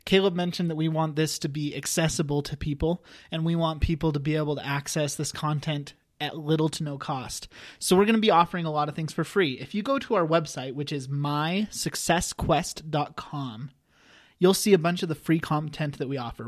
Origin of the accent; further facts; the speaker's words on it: Wyoming, United States; I'm originally from Wyoming, a small town in Wyoming